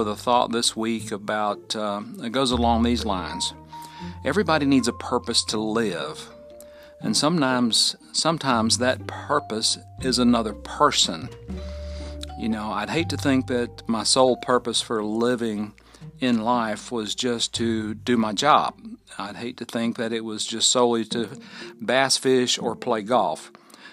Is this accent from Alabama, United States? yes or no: yes; Fort Payne, Alabama, United States; living right here in my hometown of Fort Payne, Alabama, at the foot of Lookout Mountain